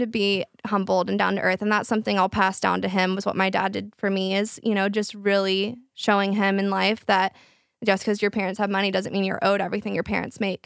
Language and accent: English; Flower Mound, Texas, United States; all of my friends, we grew up in Flower Mond, which is a very, like, rich area